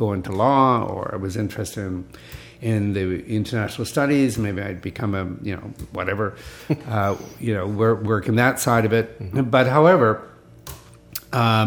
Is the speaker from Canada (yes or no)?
yes; Vancouver, British Columbia, Canada; I was just growing up in Vancouver